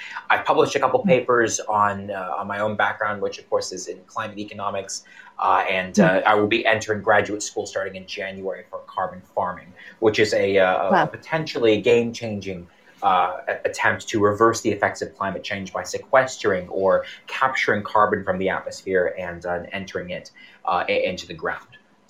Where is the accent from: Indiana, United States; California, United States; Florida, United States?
Florida, United States; LaBelle; I grew up in Southwest Florida in a very rural town called La Belle. Most people don't know about it. It's when I grew up there, it had one street light, didn't have anything more than a couple grocery stores in the area, so a town feed store.